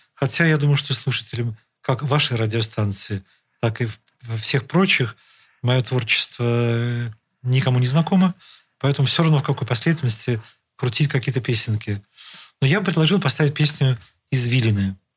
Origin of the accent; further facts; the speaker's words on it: Saint Petersburg, Russia; жил и вырос в родительском доме, в котором живу по сей день